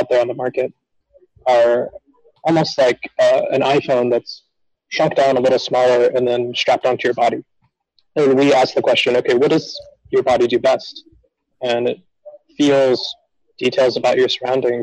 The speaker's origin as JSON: {"language": "English", "town": "Phoenix", "region": "Arizona", "country": "United States", "tie": "born or raised there", "said": "I grew up in Phoenix, Arizona"}